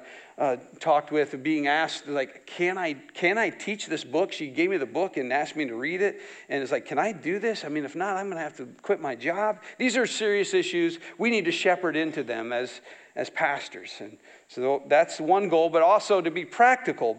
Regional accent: near Saterville, Iowa, United States; I grew up not far from here. a few miles down that way

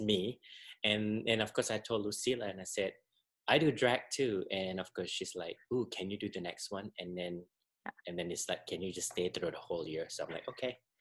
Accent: Singapore; moved away as an adult; I'm originally from Singapore, uh, born and raised, and I moved here in 1998

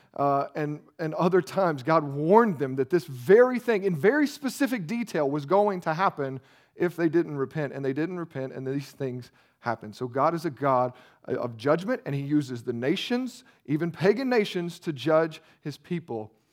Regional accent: United States; we're American

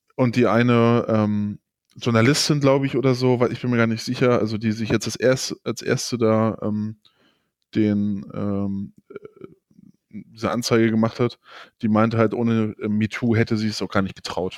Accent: Germany; bei uns

